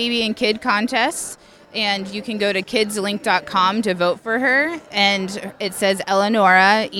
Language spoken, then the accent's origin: English; Pickerington, Ohio, United States; I'm from Pickerington.